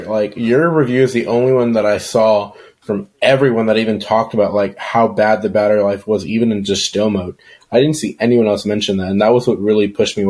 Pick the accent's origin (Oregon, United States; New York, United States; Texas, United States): Texas, United States; San Antonio; I grew up in the San Antonio area